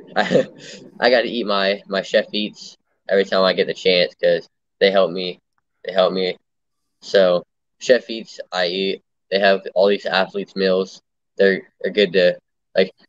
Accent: Lake Mary, Florida, United States; I'm from Lake Mary, Florida. It's like just north of Orlando

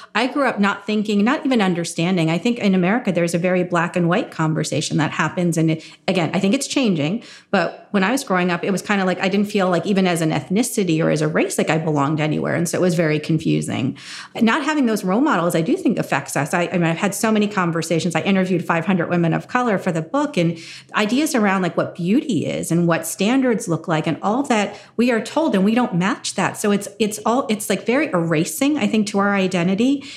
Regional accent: New Jersey, United States; growing up in New Jersey in a very white town, so I grew up in farm country

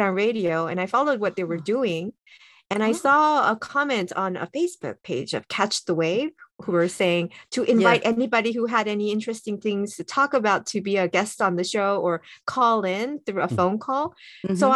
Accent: South Korea; moved away as an adult; also born or lived in Canada; I grew up in Korea

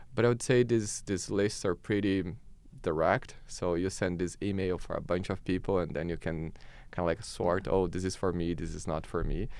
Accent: Brazil; moved away as an adult; now in Canada

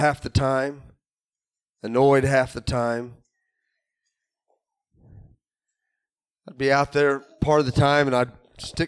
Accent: Illinois, United States; Growing up in Illinois

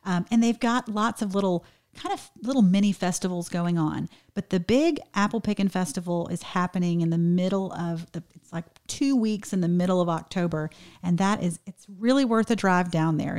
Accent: Georgia, United States; I'm from Georgia

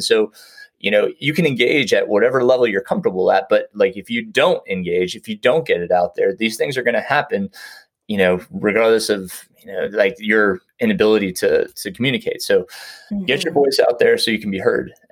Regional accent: New York, United States; moved away; I grew up in New York

